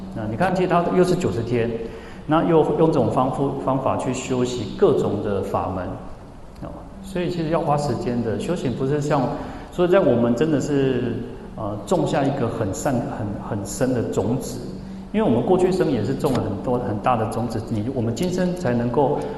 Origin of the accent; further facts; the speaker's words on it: Changhua County, Taiwan; 我我是彰化人嘛，然后我就跟他讲说，你要找家，你要找家，就是你要找谁了哈？彰化就是这个口音哦。